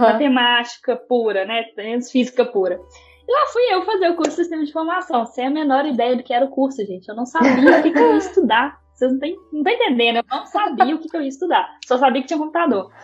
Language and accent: Portuguese; Belo Horizonte, Minas Gerais, Brazil; sou aqui de Belo Horizonte também, como a Carol